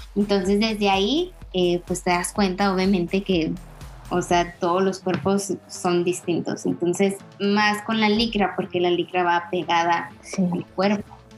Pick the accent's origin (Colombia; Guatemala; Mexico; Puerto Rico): Mexico; nosotros como, mexicanos